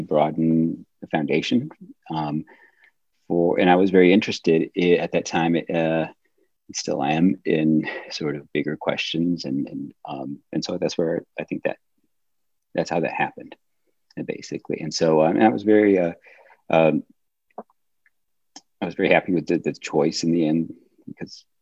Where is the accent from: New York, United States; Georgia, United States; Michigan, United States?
Michigan, United States; moved away as an adult; now in Atlanta, United States; I grew up in Michigan